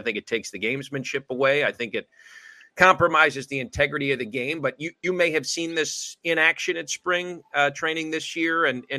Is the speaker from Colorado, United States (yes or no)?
no; Illinois, United States; As a kid growing up in the Chicago suburbs, I throw lefty and hit righty.